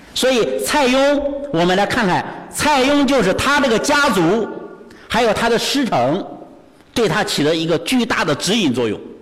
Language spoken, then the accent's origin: Chinese; Bozhou, Anhui, China; 我老家是安徽亳州